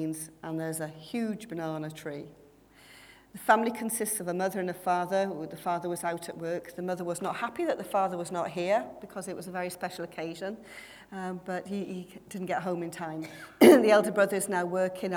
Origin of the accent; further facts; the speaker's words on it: Wales, United Kingdom; I was the only Welsh one that from representing Wales